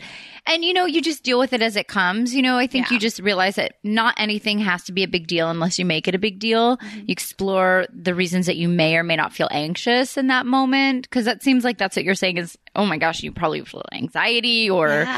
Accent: Philadelphia, Pennsylvania, United States; I'm from Philly. I'm from right by Jersey.

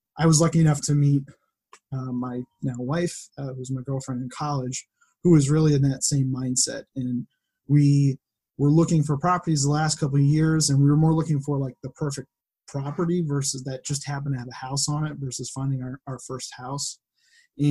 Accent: West Springfield, Massachusetts, United States; I grew up in West Springfield

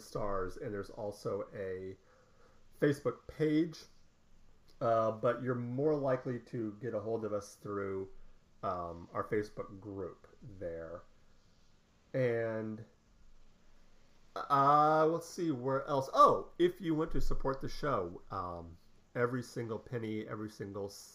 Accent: Scotland, United Kingdom; being Scottish

